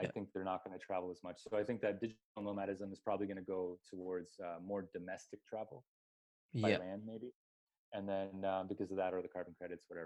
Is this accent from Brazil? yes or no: no; Canada; moved away; we're planning to head back to my home country, which is a scary place to be. Canada